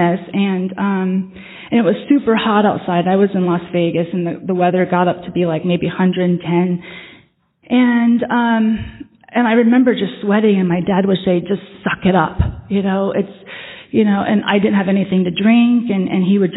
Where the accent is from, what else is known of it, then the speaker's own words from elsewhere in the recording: Vietnam; moved away; I come from Vietnam. I'm Vietnamese. Even though I don't look it, a part of my past is that I am Vietnamese. I am adopted into a Vietnamese family. I was born in Vietnam